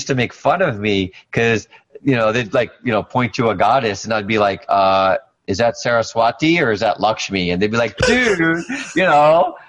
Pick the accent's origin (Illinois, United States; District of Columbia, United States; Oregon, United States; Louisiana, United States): District of Columbia, United States; Washington; also born or lived in Ahmedabad, Gujarat, India; I grew up in D.C.